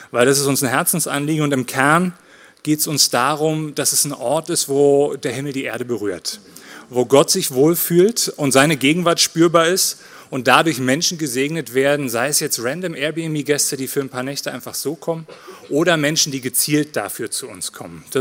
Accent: Berlin, Germany; now in Switzerland; als Großstadtjunge in der DDR geboren. Wisst ihr, Alter, ich bin aus der Platte. Ich bin in Marzahn gewachsen

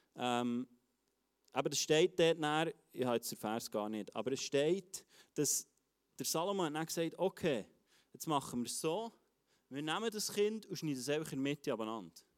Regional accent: Switzerland; als Schweizer

